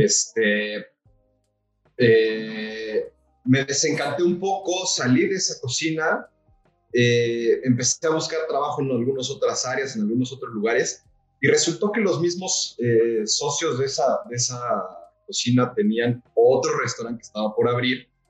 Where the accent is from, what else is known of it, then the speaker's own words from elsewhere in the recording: Mexico City, Mexico; also born or lived in Valle de Bravo / Metepec / Los Cabos; nací en la Ciudad de México, en la hermosa zona de Coyoacán. Eh, viví casi toda mi infancia y mi juventud temprana en Coyoacán.